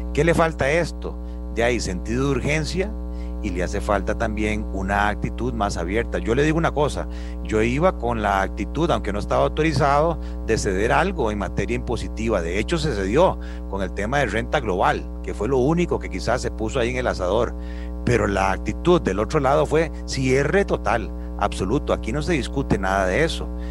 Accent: Costa Rica; todos somos costarricenses

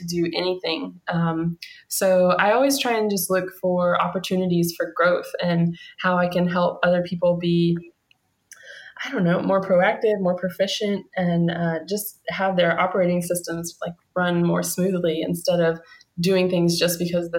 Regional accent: Kentucky, United States; in Kentucky, the backwoods of Kentucky

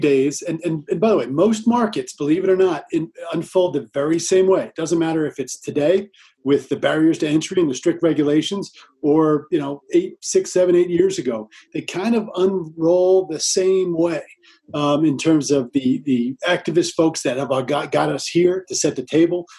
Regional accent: New Jersey, United States; now in Colorado, United States; I grew up in New Jersey

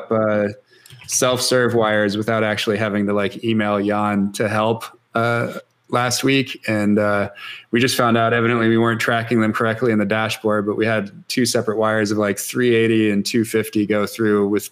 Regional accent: Seattle, Washington, United States; it was my hometown team

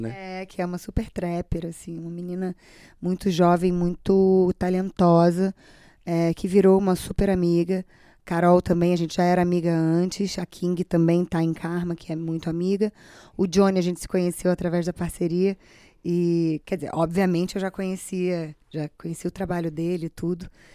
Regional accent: Brazil; eu sou brasileira, moro no Brasil

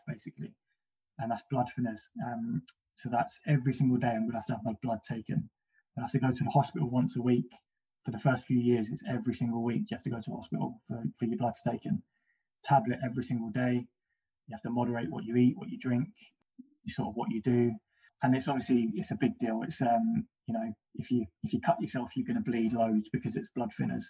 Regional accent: London, United Kingdom; And I'm from Battersea and I'm from a council estate

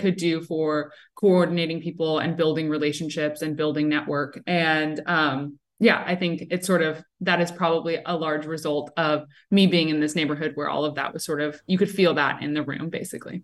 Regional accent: South Florida, United States; also born or lived in Williamsburg, Brooklyn, New York; now in New York, United States; I'm originally from South Florida

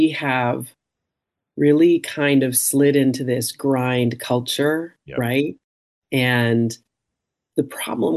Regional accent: Canada; I'm Canadian and that I'm adopted

